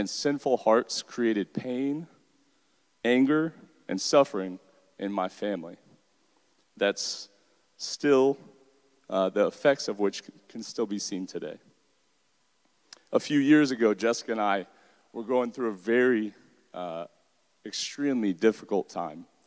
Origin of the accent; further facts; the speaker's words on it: Deltona, Florida, United States; I'm a product of Volusia County Schools. I grew up in Deltona